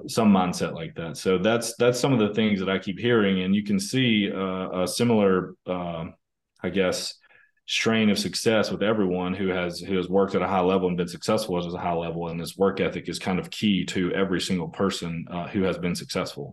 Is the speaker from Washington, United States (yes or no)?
no; small town outside of Tupelo, North Mississippi, United States; now in Germantown, United States; I grew up in Mississippi, um, you know, uh, kind of a small town in Mississippi outside of Tupelo, um, which is kind of North Mississippi